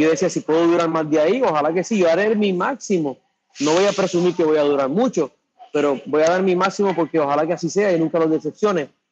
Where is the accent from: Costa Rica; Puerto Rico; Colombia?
Puerto Rico; cuando yo hablo de mi tierra